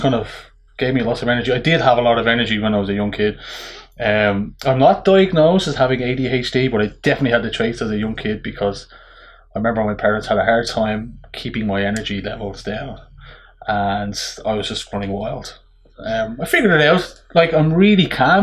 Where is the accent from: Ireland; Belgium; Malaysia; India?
Ireland; Dublin, Leinster; moved away as an adult; now in Drogheda, Ireland; I'm from Ballyfermot at Dublin